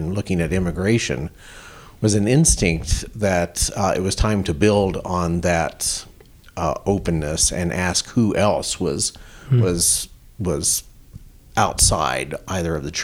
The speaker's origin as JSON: {"language": "English", "region": "Colorado", "country": "United States", "tie": "born or raised there", "also_born_or_lived": "Connecticut", "moved": "yes", "lives_now": "New Mexico, United States", "said": "I grew up in Colorado"}